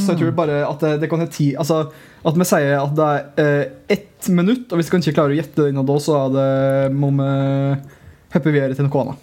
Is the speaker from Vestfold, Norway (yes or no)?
no; Telemark, Norway; jeg er fra Telemark